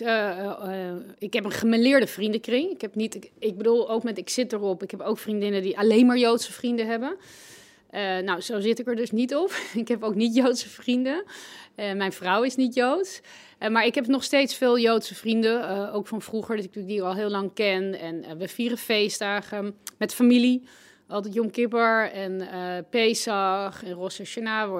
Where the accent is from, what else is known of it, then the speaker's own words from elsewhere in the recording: Amstelveen, North Holland, Netherlands; ik groeide op in Amstelveen